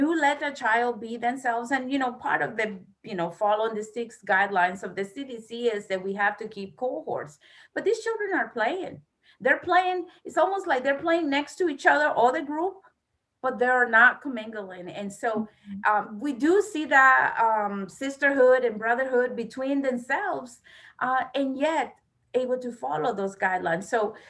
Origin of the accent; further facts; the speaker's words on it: Florida, United States; I came from Florida. I came 2 years ago.